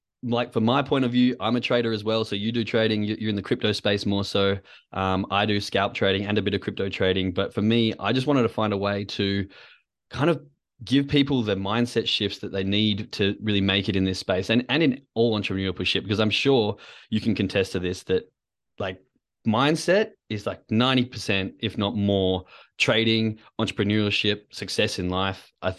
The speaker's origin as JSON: {"language": "English", "town": "Perth", "region": "Western Australia", "country": "Australia", "tie": "born or raised there", "said": "especially for those of you that know what it's like growing up in Perth. We do like a good beer and a good party."}